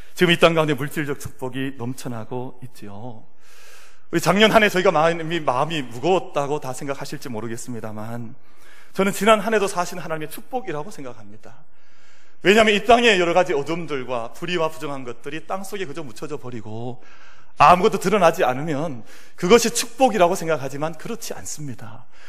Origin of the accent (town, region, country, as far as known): South Korea